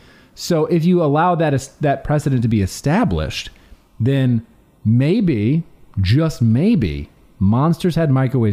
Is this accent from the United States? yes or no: yes; Alabama, United States; I was born in Alabama